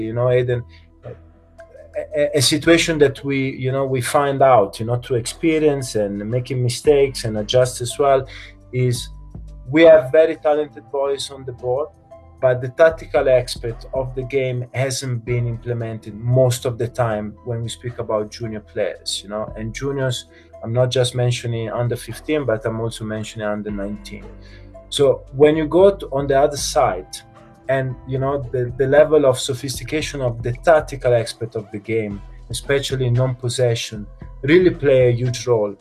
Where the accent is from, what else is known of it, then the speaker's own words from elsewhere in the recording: Italy; moved away as an adult; now in South Africa; I'm from Italy